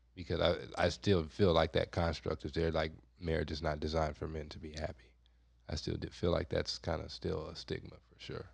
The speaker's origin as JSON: {"language": "English", "town": "Compton", "region": "California", "country": "United States", "tie": "born or raised there", "said": "I grew up in Compton"}